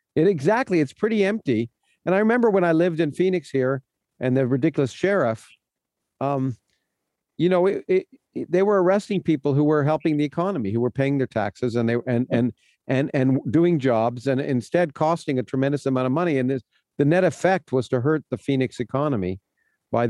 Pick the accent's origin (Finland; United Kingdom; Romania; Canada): Canada; now in United States; I, was born in the United States, but I I, I grew up in Canada and then moved to the United States